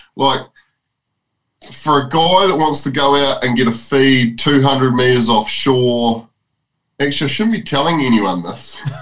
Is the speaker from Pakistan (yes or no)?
no; New Zealand; this is my home country